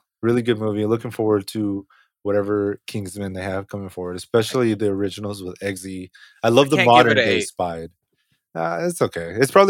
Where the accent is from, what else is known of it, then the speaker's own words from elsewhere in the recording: United Kingdom; I'm actually British.